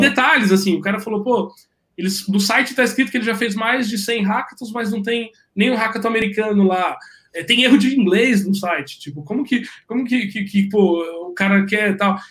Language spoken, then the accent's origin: Portuguese; Brazil